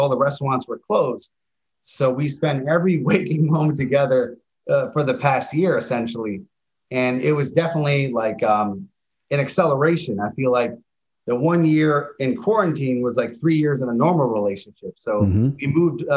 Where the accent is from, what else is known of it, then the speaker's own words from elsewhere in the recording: New York City, New York, United States; I grew up in Queens.